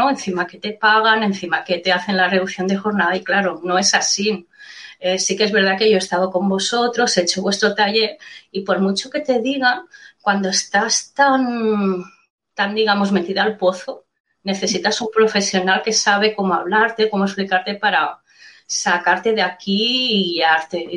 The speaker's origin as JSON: {"language": "Spanish", "town": "Mataró", "region": "Catalonia", "country": "Spain", "said": "Primero pensaba en buscar trabajo por Mataró, que es de donde soy."}